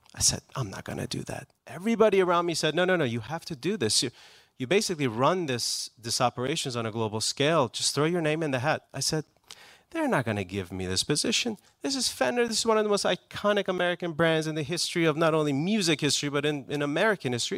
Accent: Iran; English is a second language; also born or lived in Houston, Texas / Maryland; now in United States; I was actually born in Texas. Both of my parents were students. Uh, they were from Iran, so I am Persian.

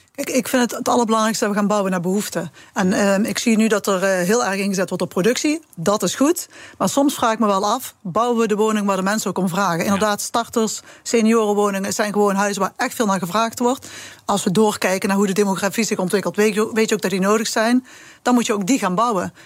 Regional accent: southern Netherlands, Netherlands; accent: soft G; Ik heb een eh, duidelijke zachte G

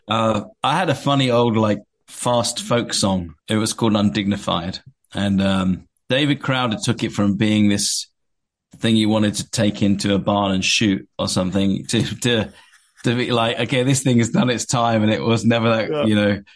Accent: Watford, East of England, United Kingdom; accent: English; moved away as an adult; now in California, United States; I came from a place called Watford, which is uh, a town in England, a bit north of London

